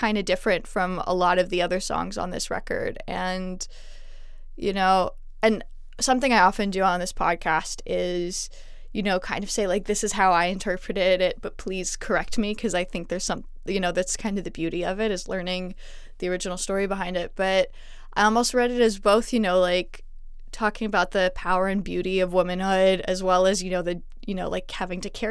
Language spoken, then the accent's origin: English; Montreal, Quebec, Canada; moved away; Because I grew up in Montreal, there's a lot of Canadian isms that I actually missed out on because a lot of what I know is like French Canadian slang